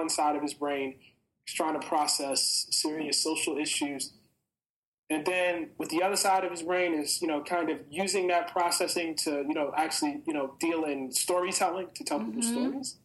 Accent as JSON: {"language": "English", "town": "Baltimore", "region": "Maryland", "country": "United States", "tie": "born or raised there", "said": "I was growing up in West Baltimore at that point in time"}